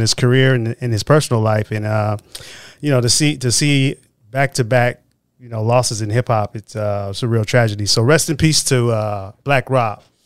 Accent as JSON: {"language": "English", "town": "Oakland", "region": "California", "country": "United States", "tie": "born or raised there", "said": "I grew up in the Bay Area. I grew up in Oakland, California"}